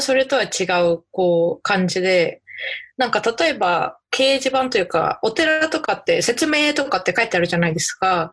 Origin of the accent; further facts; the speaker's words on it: Saitama, Japan; moved away as an adult; now in Nebraska, United States; 私埼玉県出身で、海なし県だし